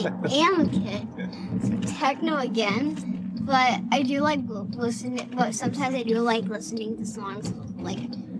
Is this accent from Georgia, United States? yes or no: yes; Atlanta, Georgia, United States; Atlanta, Georgia.